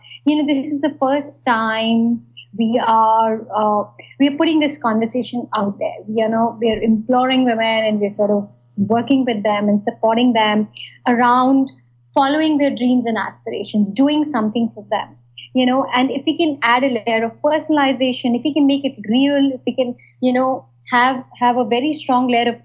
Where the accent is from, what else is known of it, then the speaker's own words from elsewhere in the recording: northern India, India; Yeah, I grew up in India. I actually grew up in small town India. And I think and basically various small towns in northern India.